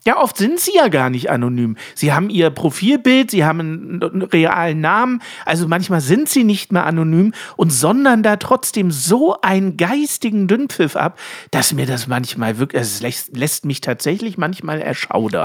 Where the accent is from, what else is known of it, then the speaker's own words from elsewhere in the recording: Germany; als Deutsche